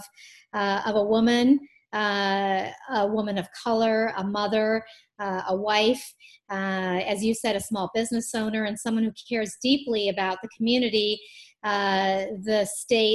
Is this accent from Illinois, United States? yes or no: no; Michigan, United States; I was born in Michigan